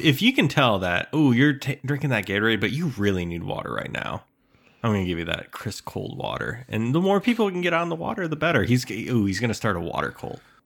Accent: Midwest, United States; born or raised there

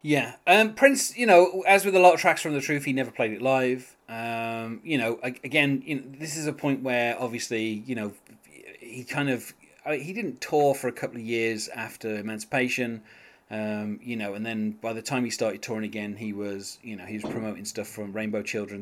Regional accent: England, United Kingdom; being English

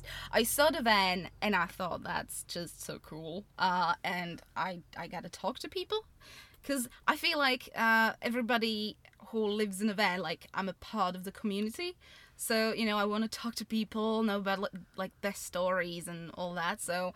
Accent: Slovakia; moved away as an adult; also born or lived in Austria; now in United Kingdom; originally I'm from Slovakia, but even though I spent 20 years there, I just don't feel Slovak.

